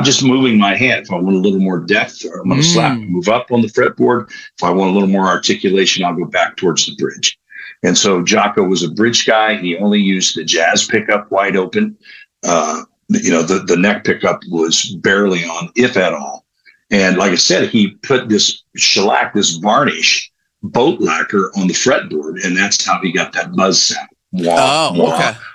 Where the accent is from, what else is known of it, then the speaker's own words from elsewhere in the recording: Columbus, Ohio, United States; my hometown of Columbus